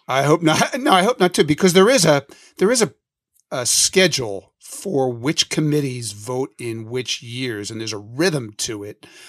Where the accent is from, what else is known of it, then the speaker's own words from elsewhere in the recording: Philadelphia, Pennsylvania, United States; both of us growing up in Philadelphia